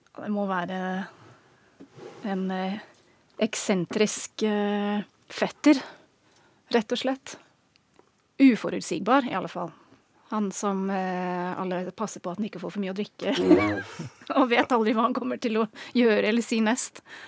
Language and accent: Norwegian; England, United Kingdom; Norwegian is a second language; moved away as an adult; now in Norway; Jeg er engelsk, har bodd i Norge i snart 15 år.